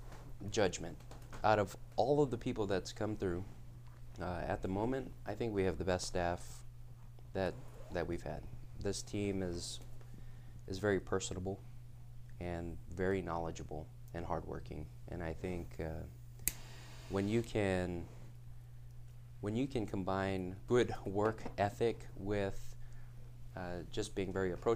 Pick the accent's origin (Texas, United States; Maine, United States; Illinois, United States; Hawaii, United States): Hawaii, United States; moved away; I'm from Hawaii.